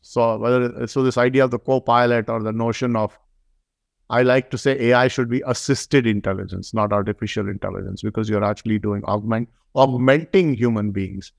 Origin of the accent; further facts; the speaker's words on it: India; now in United States; I'm from India